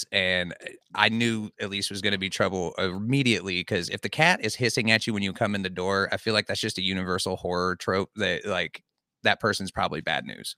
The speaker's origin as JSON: {"language": "English", "town": "Columbus", "region": "Ohio", "country": "United States", "said": "I'm from Columbus, like, Ohio"}